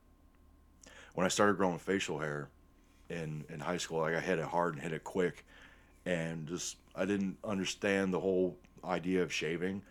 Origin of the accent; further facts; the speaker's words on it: Northwest Ohio, United States; growing up in Northwest Ohio